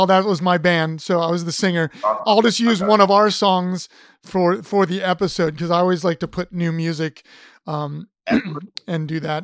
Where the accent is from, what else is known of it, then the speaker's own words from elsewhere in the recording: Ohio, United States; I'm from Ohio.